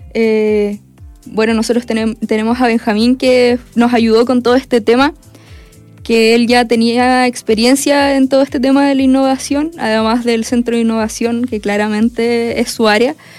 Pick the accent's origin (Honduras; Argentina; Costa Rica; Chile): Chile; Perquenco, Araucanía; nosotras somos vecinas, nosotras somos de Perquenco.